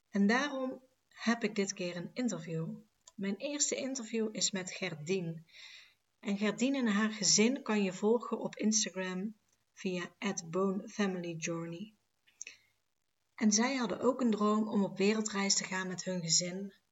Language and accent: Dutch; Enkhuizen, North Holland, Netherlands; Uit Enkhuizen. Dus dat is Noord-Holland.